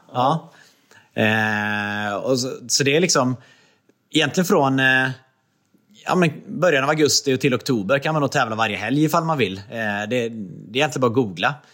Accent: Trollhättan, Västra Götaland, Sweden; moved away as an adult; also born or lived in Östersund / Jämtland; now in Gothenburg, Sweden; jag är uppvuxen i Trollhättan

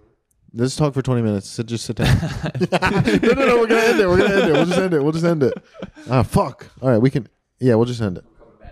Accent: Washington, District of Columbia, United States; now in New York, United States; I'm from D.C.

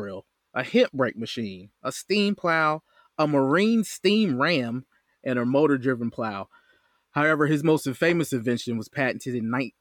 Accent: Fayetteville, North Carolina, United States; also born or lived in High Point, North Carolina; now in Winston-Salem, United States; I've been here my whole life. I'm originally from Fayetteville

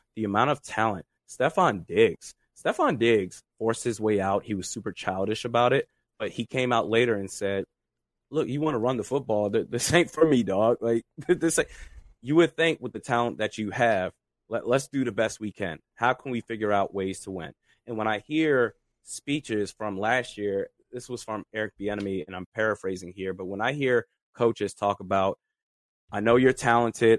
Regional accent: Washington, District of Columbia, United States; I grew up in the Washington DC metropolitan area.

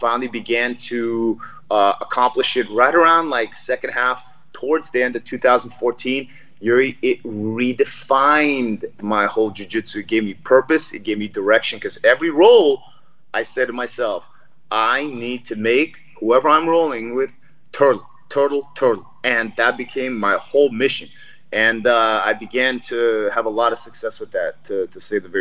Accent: Los Angeles, California, United States; also born or lived in Moscow, Soviet Union; We came to Los Angeles in 1981 from Moscow, and we lived in Los Angeles

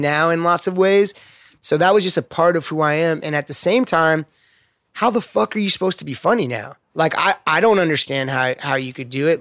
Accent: Los Angeles, California, United States; I grew up skating in West L A.

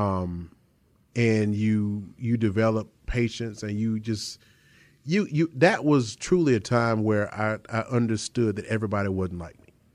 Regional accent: Chapel Hill, North Carolina, United States; I grew up in Chapel Hill

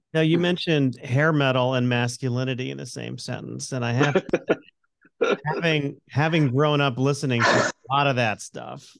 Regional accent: Connecticut, United States; I'm an Irish Italian Catholic from Connecticut

